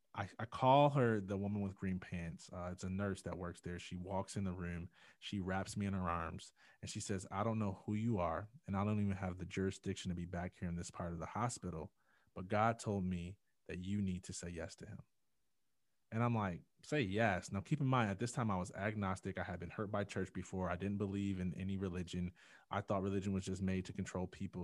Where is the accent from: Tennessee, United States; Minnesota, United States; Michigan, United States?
Michigan, United States; Jackson; growing up in Jackson, Michigan